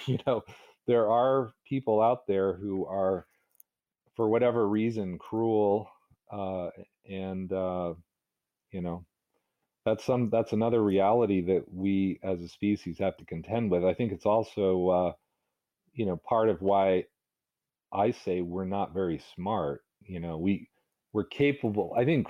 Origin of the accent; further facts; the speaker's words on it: the South, United States; because I remember my friends, some of them were racist, you know, because I was growing up in the South.